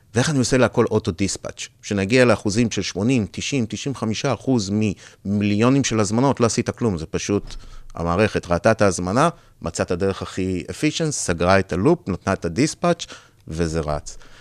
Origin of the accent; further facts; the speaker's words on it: Israel; moved away as an adult; also born or lived in United States / Europe; נולדתי בארץ, גדלתי בארץ, 20 שנה הייתי בארצות הברית